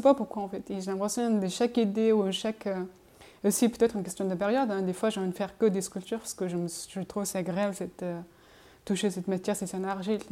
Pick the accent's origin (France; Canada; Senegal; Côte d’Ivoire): France; Montpellier, Occitania; moved away; chez moi à Montpellier